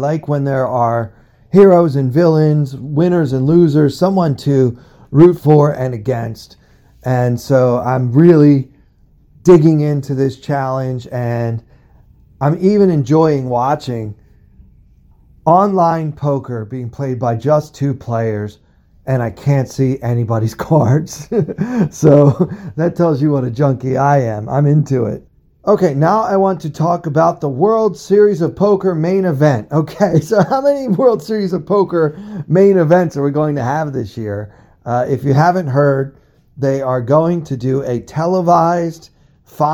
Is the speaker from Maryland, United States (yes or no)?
yes; Baltimore, Maryland, United States; I'm from Baltimore, okay? I grew up rooting for the Orioles.